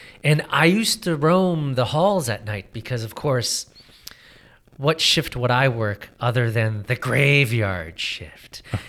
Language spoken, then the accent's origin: English; Parma, Ohio, United States; where I grew up in Cleveland